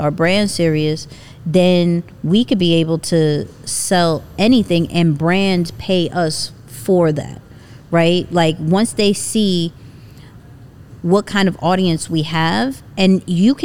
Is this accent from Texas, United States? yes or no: no; New York, United States; I'm a New Yorker